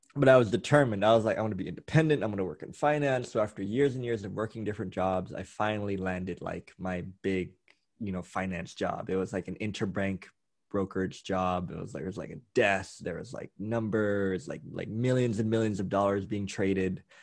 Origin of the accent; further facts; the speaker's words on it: Thailand; growing up in Thailand